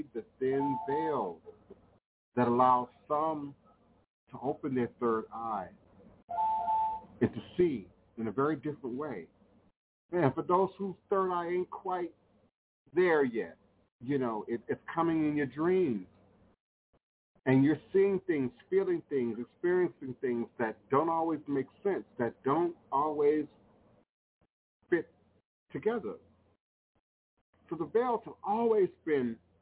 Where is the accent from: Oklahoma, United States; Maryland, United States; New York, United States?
Maryland, United States; Coral Hills; I can remember being a young child, me and Wapani, growing up in Coral Hills, Maryland, growing up in the PG County